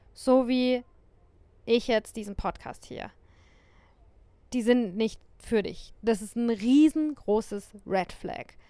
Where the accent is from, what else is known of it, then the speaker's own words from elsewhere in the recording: Germany; der Ort, an dem ich aufgewachsen bin ähm, und ja, vielleicht sogar auch Deutschland.